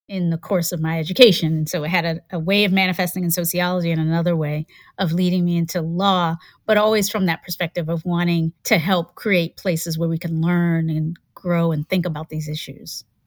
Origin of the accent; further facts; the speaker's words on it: Hampton, Virginia, United States; also born or lived in Kinston, North Carolina / Charlottesville, Virginia; I was born in Kinston, lived there until I was about six and a half. And then after that, we moved up north to Virginia. Mm-hmm. we moved up to Virginia, and I was raised in the Tidewater area near the Chesapeake Bay in Hampton